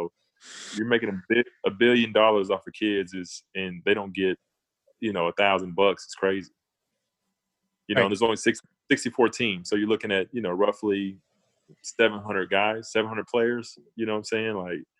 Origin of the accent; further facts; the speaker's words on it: Tyler, Texas, United States; moved away as an adult; also born or lived in Cincinnati; I'm from East Texas. I'm from Tyler, man.